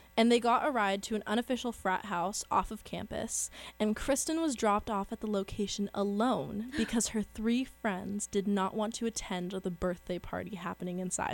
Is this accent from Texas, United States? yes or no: no; San Luis Obispo, California, United States; Which is my hometown.